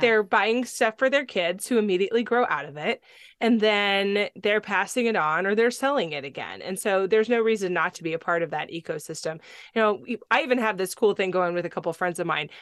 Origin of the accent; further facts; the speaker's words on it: California, United States; also born or lived in Tennessee; now in Palmer, Alaska, United States; I grew up on a beach in California